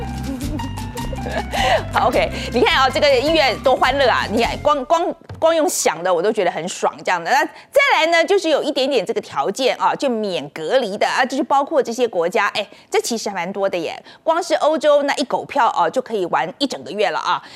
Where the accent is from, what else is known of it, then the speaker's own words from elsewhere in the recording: Taiwan; 我们台湾人